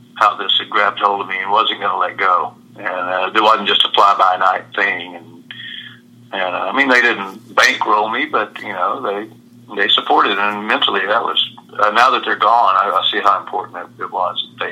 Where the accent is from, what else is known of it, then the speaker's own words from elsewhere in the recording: Lubbock, Texas, United States; also born or lived in Galveston / Brownwood / Austin; I was born in Galveston, but we moved quickly to Brownwood, and then after that, Lubbock